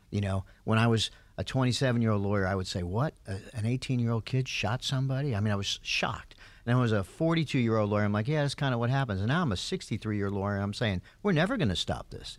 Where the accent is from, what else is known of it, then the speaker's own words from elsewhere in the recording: New York, United States; now in Georgia, United States; I grew up in New York